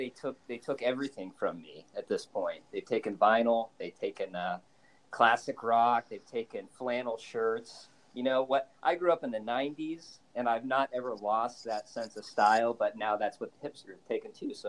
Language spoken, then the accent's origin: English; Topeka, Kansas, United States; now in Leavenworth, United States; I'm originally from Topeka, Kansas, and I'm currently in Leavenworth, Kansas, which is about an hour to the northeast of where I grew up. So I am a lifelong northeast Kansas person.